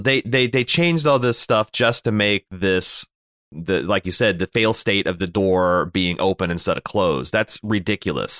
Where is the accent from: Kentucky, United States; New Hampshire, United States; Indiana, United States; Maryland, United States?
Indiana, United States; Mooresville; my hometown of Mooresville is a backwater